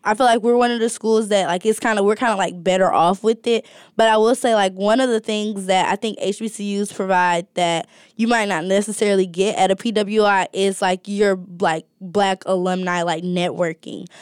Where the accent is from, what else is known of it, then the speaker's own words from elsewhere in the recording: Alabama, United States; moved away as an adult; now in Ohio, United States; I'm from Alabama